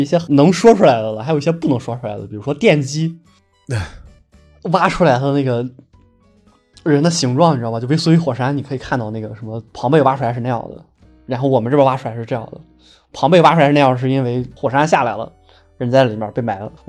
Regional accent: China; 我真的没有想到，作为一个中国人，能够体会到这么原汁原味的克系的体验。

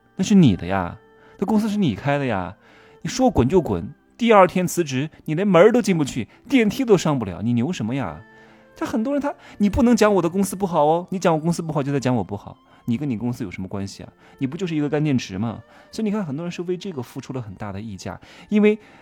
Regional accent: Wuhu, Anhui, China; moved away as an adult; 我是从那儿出生和长大的，啊，十八岁之前都在这个地方， 我家人也都在这个地方

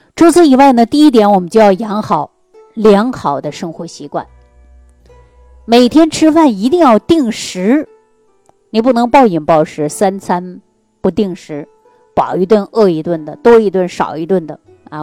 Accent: Northeast China, China; 尤其我们老家就是东北地区的人

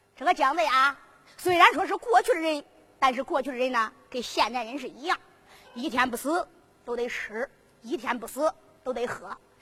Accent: Henan, China; 我们河南人都说是把斗

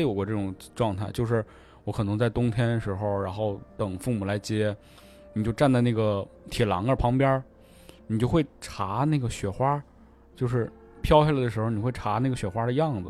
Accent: Northeast China, China; moved away; 我们作为一个东北人

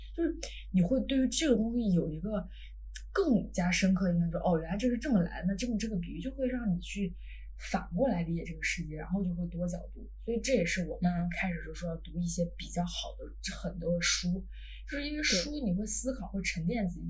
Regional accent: China; moved away; 我们中国人

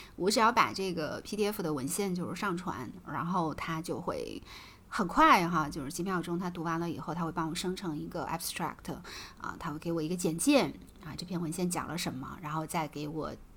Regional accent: China; 我们中国人

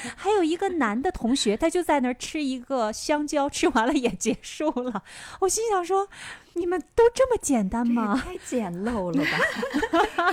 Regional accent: China; now in Tokyo, Japan; 我们中国人是三顿都要坐下来好好吃嘛

